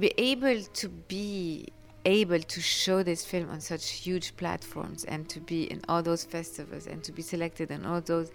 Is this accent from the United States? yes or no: no; Lebanon; We come from Lebanon